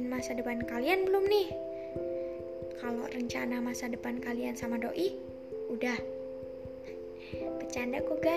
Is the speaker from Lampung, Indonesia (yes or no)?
yes; Lampung, Indonesia; Asalku dari Lampung Tengah.